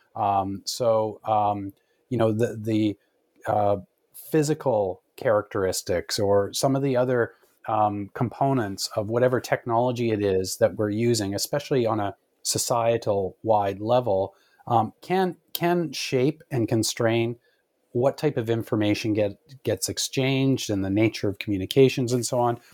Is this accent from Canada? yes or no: yes; Canada; as a Canadian growing up